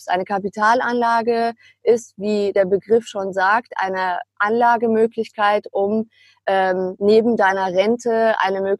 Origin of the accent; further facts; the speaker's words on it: Münster, North Rhine-Westphalia, Germany; da ich mein Schülerpraktikum mit 16 schon beim Immobilienmakler ähm, damals in meiner Heimatstadt Münster gemacht hatte